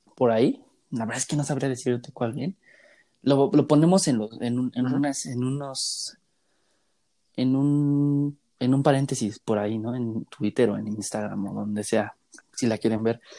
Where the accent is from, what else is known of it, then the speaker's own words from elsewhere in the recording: Mexico City, Mexico; nosotros que somos de la Ciudad de México